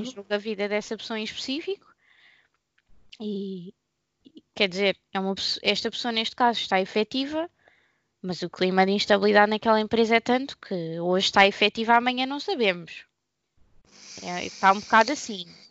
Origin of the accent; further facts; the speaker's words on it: Portugal; Eu sou portuguesa